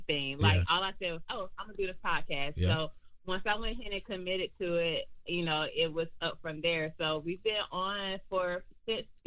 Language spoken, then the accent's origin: English; Columbus, Georgia, United States; now in Douglasville, United States; I'm originally from Columbus, Georgia. So it's about an hour and a half away from Atlanta